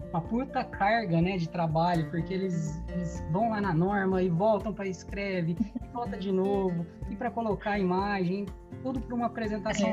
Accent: Brazil; now in Portugal; a gente como bons brasileiros que somos

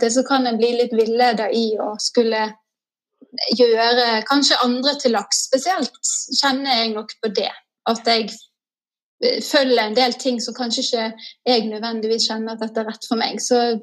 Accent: Askøy, Vestland, Norway; moved away as an adult; also born or lived in Oslo; now in Nesodden, Norway; jeg kommer fra Askøy, som er litt ut forbi Bergen. Så på Vestlandet.

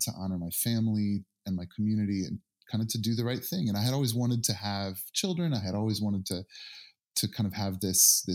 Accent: Northern Indiana, United States; I grew up in Northern Indiana

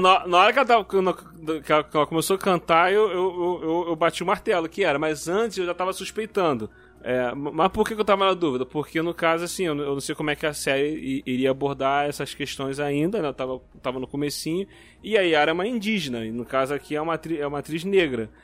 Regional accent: Rio de Janeiro, Brazil; eu sou aqui do Rio.

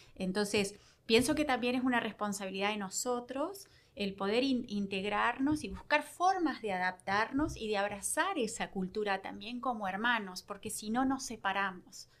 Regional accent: Uruguay; also born or lived in Rio Grande Valley, Texas; now in Victoria, United States; como uruguayos

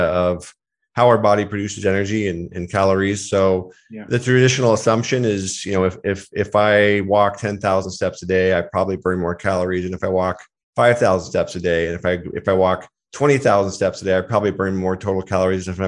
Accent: Seattle, Washington, United States; also born or lived in Hawaii; I grew up just outside of Seattle, Washington, Pacific Northwest. Been there for most of my life, actually

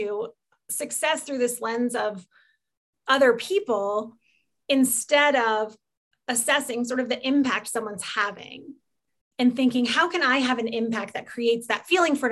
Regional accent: Des Moines, Iowa, United States; also born or lived in St. Louis, Missouri; now in Fort Collins, United States; So I grew up in the Midwest. I grew up in Iowa. I grew up in Des Moines

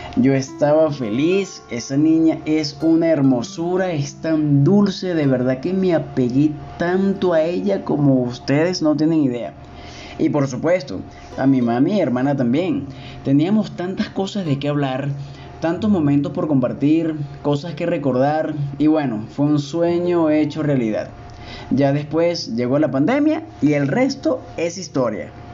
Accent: Caracas, Capital District, Venezuela; moved away as an adult; now in Cuenca, Ecuador; Caracas, mi ciudad natal

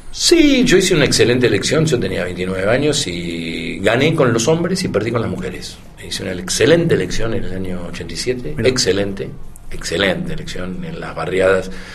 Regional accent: Argentina; los, argentinos somos difíciles

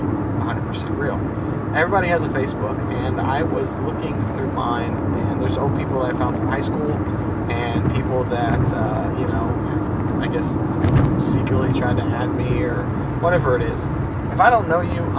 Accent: El Campo, Texas, United States; my hometown of El Campo

